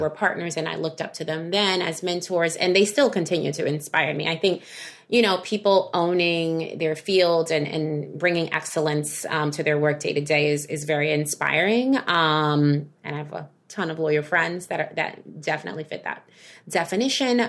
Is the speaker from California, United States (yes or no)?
no; New York, United States; I am a New Yorker